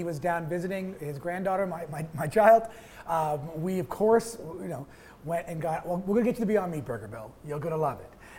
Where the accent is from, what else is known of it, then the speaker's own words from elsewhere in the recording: Toronto, Ontario, Canada; I grew up in Toronto in a neighborhood like Little Portugal